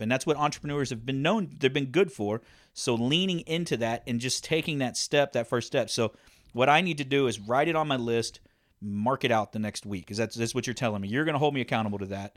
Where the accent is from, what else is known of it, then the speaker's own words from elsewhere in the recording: Texas, United States; we're from Texas